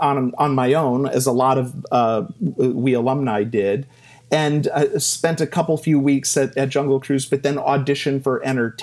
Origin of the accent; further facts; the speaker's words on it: Cleveland, Ohio, United States; I'm from Cleveland, Ohio, or the Versailles of the Midwest, as we like to call it.